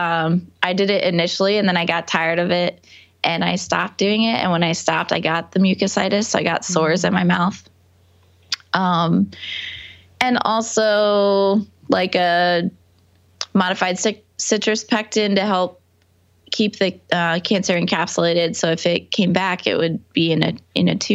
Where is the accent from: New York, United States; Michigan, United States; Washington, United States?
New York, United States; also born or lived in Boston; I'm from New York. Okay. About an hour north of the city, and then I went to school in Boston.